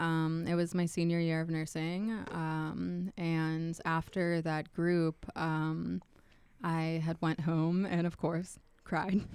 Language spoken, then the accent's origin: English; Pittsburgh, Pennsylvania, United States; moved away as an adult; also born or lived in Edinboro, Pennsylvania; I grew up in Pittsburgh